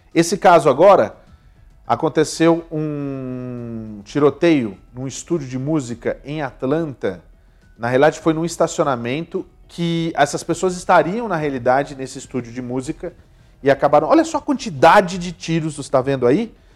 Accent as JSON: {"language": "Portuguese", "country": "Brazil", "moved": "yes", "lives_now": "United States", "said": "A gente é brasileiro"}